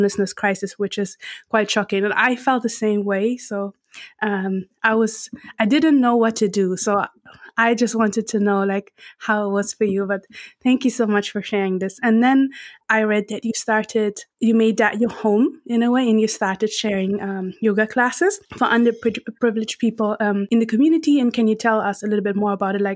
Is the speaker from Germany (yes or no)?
yes; Frankfurt, Hesse, Germany; I grew up in Frankfurt.